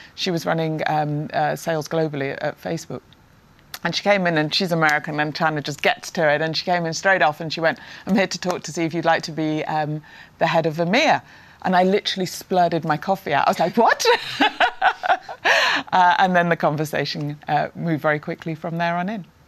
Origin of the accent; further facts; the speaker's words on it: Prestwich, North West England, United Kingdom; I grew up in the north of England uh, in Prestwich, Manchester